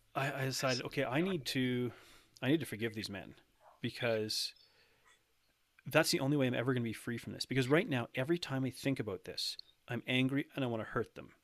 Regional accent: Canada; I'm, uh, born and raised in Canada

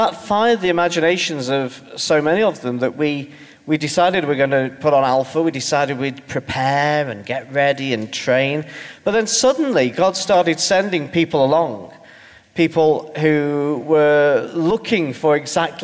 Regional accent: Stoke-on-Trent, West Midlands, United Kingdom; I come from Stoke-on-Trent, which is, for those of you who don't have a grasp of England beyond Watford, is between Birmingham and Manchester

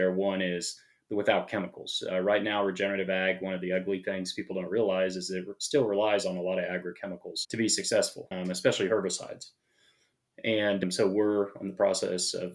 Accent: Kansas, United States; moved away as an adult; also born or lived in Los Angeles; I grew up in Kansas and grew up, farming

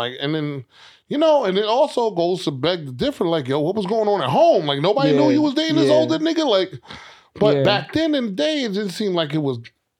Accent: New York City, New York, United States; where I grew up in Queens, it was definitely rappers that was pulling up to the high schools.

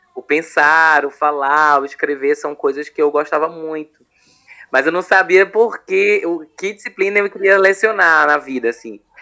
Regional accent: Recife, Pernambuco, Brazil; eu sou de Recife

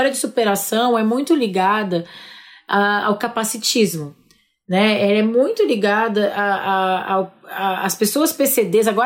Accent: Ribeirão Preto, São Paulo, Brazil; eu sou de Ribeirão Preto e faço parte de um coletivo que se chama Coletivo Juntas

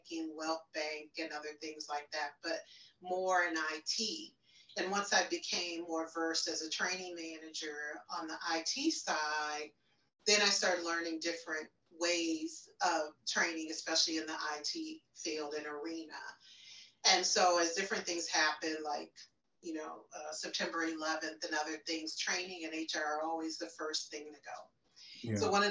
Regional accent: Chicago, Illinois, United States; I am from, born and raised in Chicago, Illinois

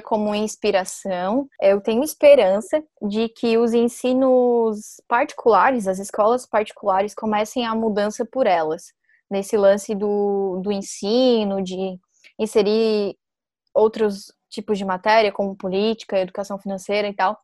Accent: Brazil; quem nasce em Maruí, que foi onde eu nasci

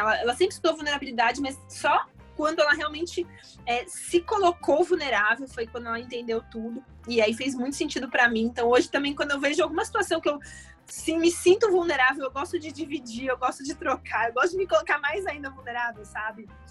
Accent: São Paulo, Brazil; now in Rio de Janeiro, Brazil; Bom, eu nasci em São Paulo, eu sou paulista. É, hoje eu moro no Rio, mas eu nasci em São Paulo.

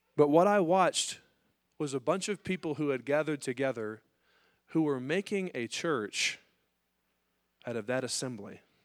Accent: United States

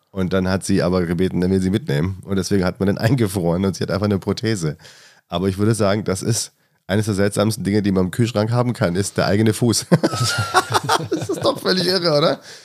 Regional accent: the South, Southern Germany, Germany; now in Hamburg, Germany; Ich komme ja aus dem Süden ursprünglich

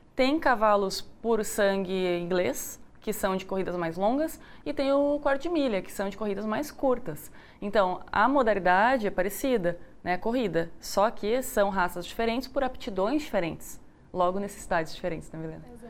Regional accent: Rio Grande do Sul, Brazil; now in Goiás, Brazil; Eu sou do Rio Grande do Sul

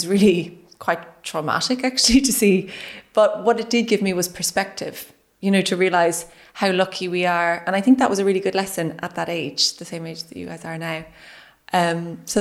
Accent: West Cork, Munster, Ireland; I grew up in West Cork on a small farm

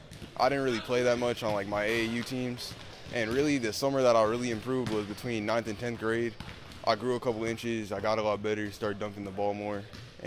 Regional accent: Cleveland, Ohio, United States; I grew up in Cleveland

